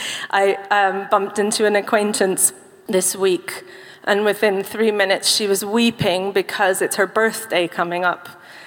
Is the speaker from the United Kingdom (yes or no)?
yes; United Kingdom; I'm British. I'm fine. I'm keeping calm and carrying on.